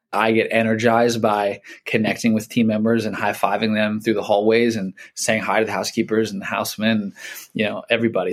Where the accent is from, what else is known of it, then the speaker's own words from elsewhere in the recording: Philadelphia, Pennsylvania, United States; I'm from Philly